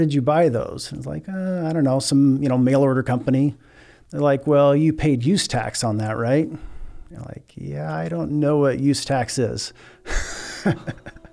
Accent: Scribner, Nebraska, United States; I'm originally from Scribner, Nebraska. It's a little town of a little less than 1,000, just to the north of Fremont

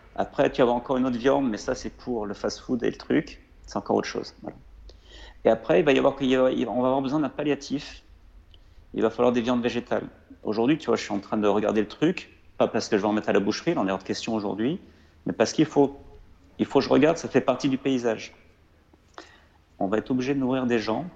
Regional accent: Lozère, Occitania, France; moved away; also born or lived in Lyon; chez moi en Lozère, euh, parce qu'on avait des chèvres

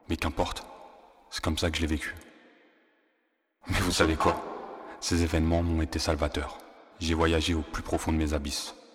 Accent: France; born or raised there

